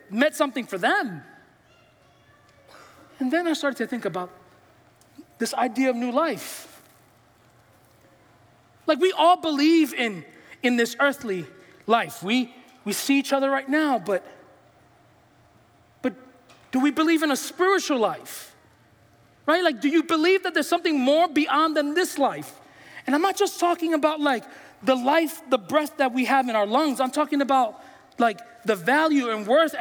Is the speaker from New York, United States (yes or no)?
yes; New York City, New York, United States; I'm from New York. I'm from the Bronx